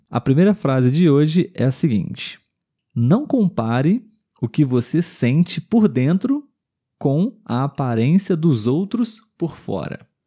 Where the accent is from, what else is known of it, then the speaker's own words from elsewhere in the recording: Brazil; somos brasileiros